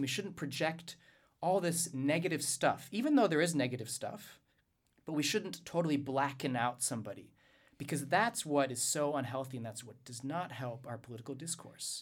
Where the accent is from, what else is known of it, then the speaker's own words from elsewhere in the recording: Louisiana, United States; I'm from Louisiana